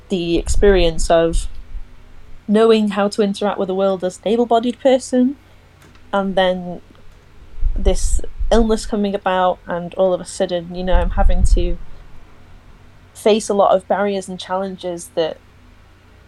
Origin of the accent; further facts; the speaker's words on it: Chester, North West England, United Kingdom; now in Preston, United Kingdom; I live in Preston, but I'm from Chester originally.